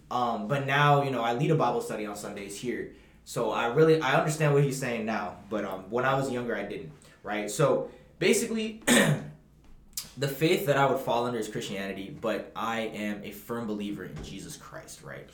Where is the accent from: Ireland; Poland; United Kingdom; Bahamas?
Bahamas; I'm from the Bahamas